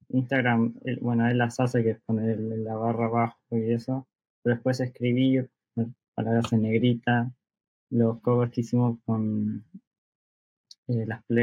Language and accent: Spanish; outskirts of Buenos Aires, Argentina; de las afueras yo.